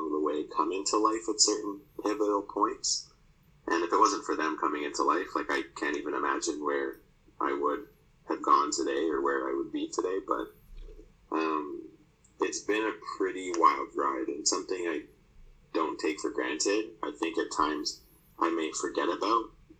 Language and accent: English; Toronto, Ontario, Canada; So I grew up in Toronto.